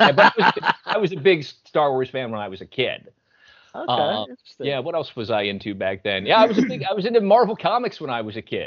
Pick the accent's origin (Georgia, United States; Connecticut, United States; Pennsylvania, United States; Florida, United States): Pennsylvania, United States; Philadelphia; I'm from the Philly area